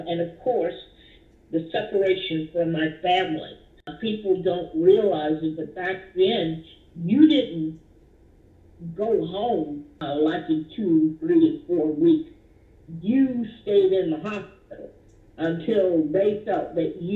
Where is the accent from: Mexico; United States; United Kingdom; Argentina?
United States; Dallas, Texas; I grew up here in Dallas, Texas, where I was born.